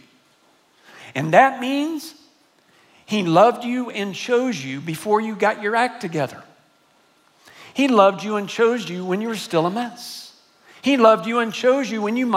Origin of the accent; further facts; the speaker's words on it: San Antonio, Texas, United States; I grew up here in San Antonio. I'm a graduate of John Marshall High School